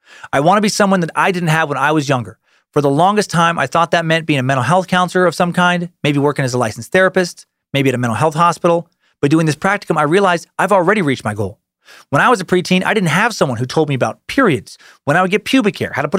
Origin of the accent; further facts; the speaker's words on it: St. Louis, Missouri, United States; I mentioned I'm from St. Louis, and if you don't already know, we're one of the most racially divided cities in the country.